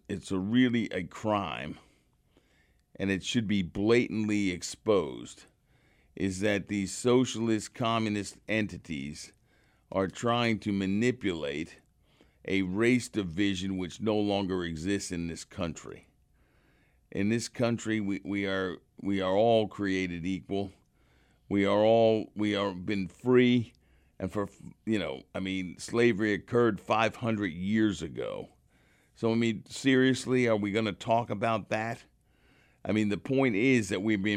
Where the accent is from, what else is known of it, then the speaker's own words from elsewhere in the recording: United States; I'm an American